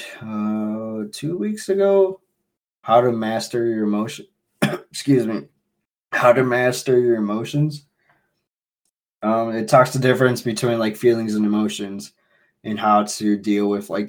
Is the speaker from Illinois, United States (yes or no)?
yes; Chicago, Illinois, United States; I'm from Chicago